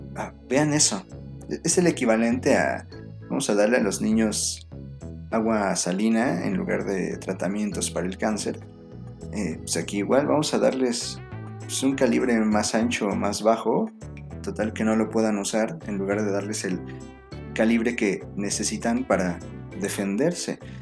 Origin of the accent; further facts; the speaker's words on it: Mexico; la lengua no nos identifica como mexicanos